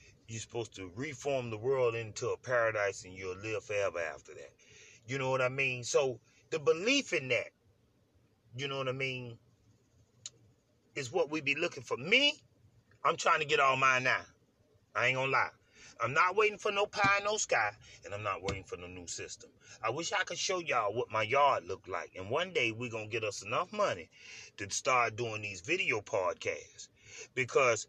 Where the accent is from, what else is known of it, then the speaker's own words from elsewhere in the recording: United States; growing up in America being black